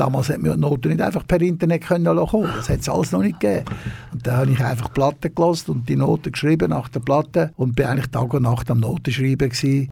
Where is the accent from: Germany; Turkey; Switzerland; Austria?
Switzerland; Lenzburg, Aargau; now in Frauenfeld, Switzerland; In Lenzburg bin ich in die Primarschule gegangen und in die Bezirksschule